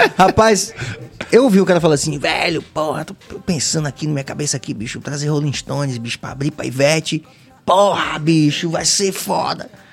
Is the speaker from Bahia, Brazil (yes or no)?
yes; Bahia, Brazil